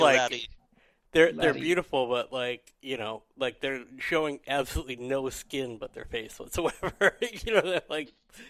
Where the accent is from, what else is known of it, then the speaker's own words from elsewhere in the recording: Abington, United States; Yeah, because we're from Abington, we say ripped off. Like, ripped off.